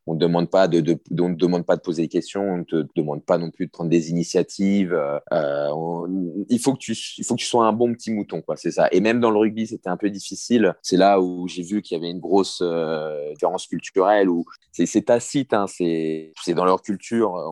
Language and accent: French; near Suresnes, Paris region, Île-de-France, France; also born or lived in Courbevoie / Yokohama, Japan; c'est à côté de là où j'ai grandi